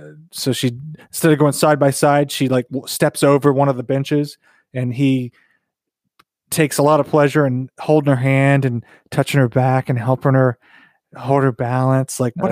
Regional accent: North Carolina, United States; Bradley and I grew up in the South. We grew up in North Carolina, near Virginia.

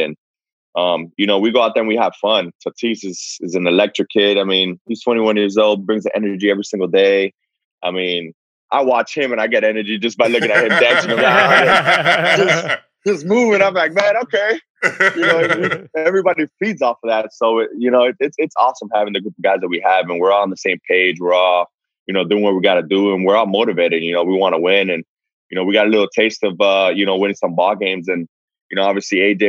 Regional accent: Miami, Florida, United States; moved away as an adult; now in San Diego, United States; I'm from Miami, been out there a long time

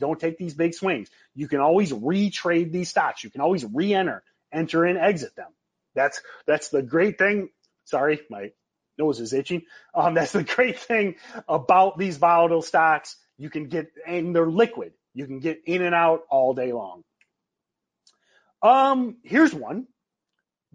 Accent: Michigan, United States; I grew up in Michigan.

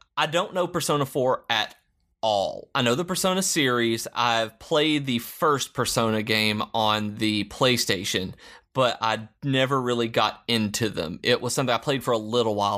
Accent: Lawrenceburg, Tennessee, United States; I grew up in Lawrenceburg, Tennessee

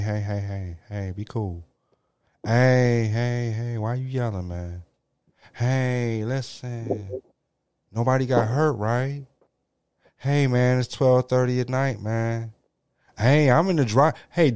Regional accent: Missouri, United States; I'm from Missouri

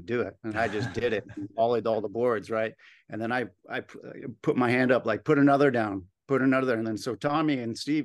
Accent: Isla Vista, California, United States; I grew up in Isla Vista

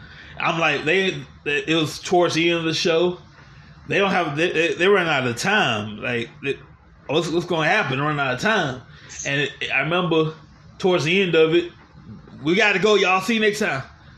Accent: Louisiana, United States; So I grew up in Louisiana

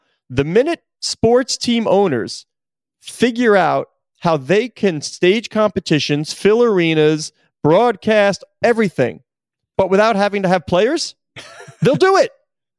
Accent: New York, United States; growing up in New York

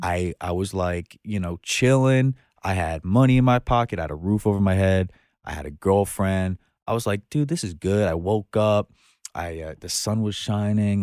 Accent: Long Island, New York, United States; moved away as an adult; now in Brooklyn, United States; I was born in, on Long Island, but you would think I was born in Brooklyn

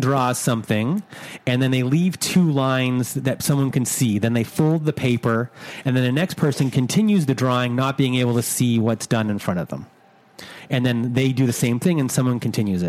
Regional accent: Canada; I'm from Canada.

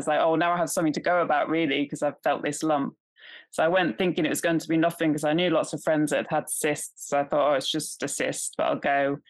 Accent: California, United States; I grew up in California, so, you know, they're all about healthy eating and lots of different practices.

